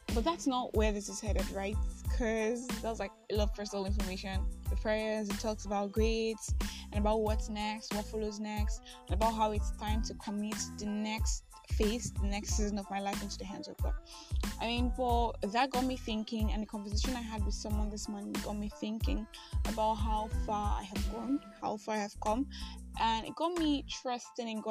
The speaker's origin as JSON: {"language": "English", "country": "Nigeria", "said": "I am that Nigerian Christian talkaholic"}